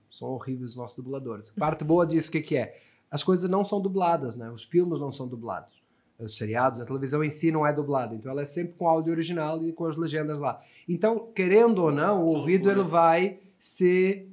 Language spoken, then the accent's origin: Portuguese; Portugal; first language Portuguese; moved away as an adult; now in Brazil; Sou português, nasci em Portugal